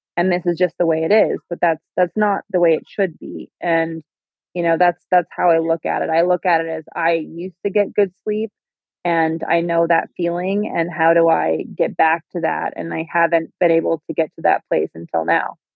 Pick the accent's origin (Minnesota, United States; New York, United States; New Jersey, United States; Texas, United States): Minnesota, United States; I am from Minnesota